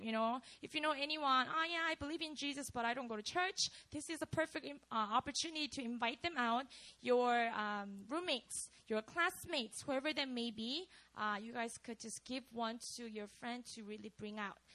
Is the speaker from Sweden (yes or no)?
no; Busan, South Korea; moved away; I grew up in Korea. So I lived in a city called Busan.